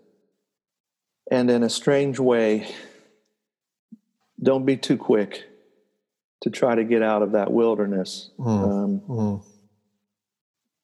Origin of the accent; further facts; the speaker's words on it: United States; here in the United States as an American